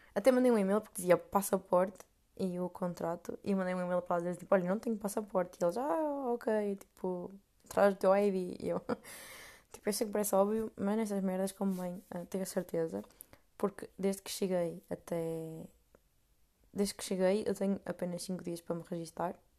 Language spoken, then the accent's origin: Portuguese; Portugal; moved away as an adult; now in Amsterdam, Netherlands; sou portuguesa